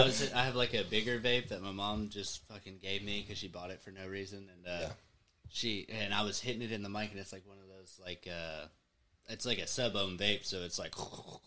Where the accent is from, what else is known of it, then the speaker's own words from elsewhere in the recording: Mena, Arkansas, United States; So I grew up in Mena. It's like a little 5,000.